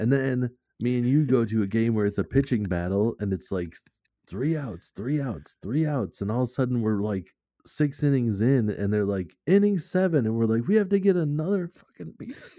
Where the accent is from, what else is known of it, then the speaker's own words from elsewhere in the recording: Minnesota, United States; we're from Minnesota